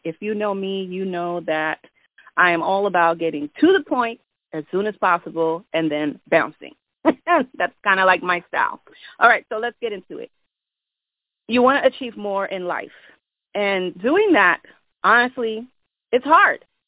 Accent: New York, United States; I'm from New York

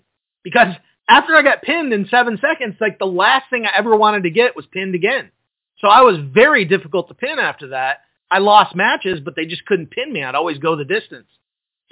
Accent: just outside of Detroit, Michigan, United States; I grew up just outside of Detroit

